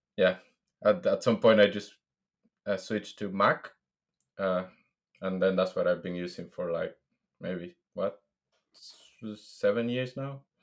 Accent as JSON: {"language": "English", "country": "Venezuela", "moved": "as an adult", "lives_now": "London, United Kingdom", "said": "I am originally from Venezuela."}